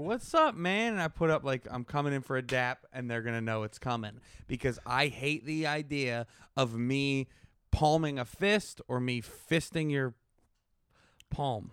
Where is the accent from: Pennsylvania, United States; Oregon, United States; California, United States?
Pennsylvania, United States; Pittsburgh; I'm from Pittsburgh